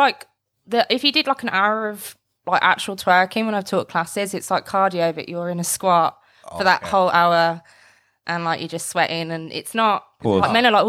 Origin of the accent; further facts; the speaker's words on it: Solihull, West Midlands, United Kingdom; I'm from Solihull.